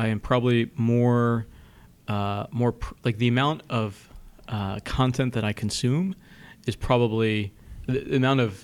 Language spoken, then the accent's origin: English; Washington, District of Columbia, United States; I grew up in the Washington, D.C. suburbs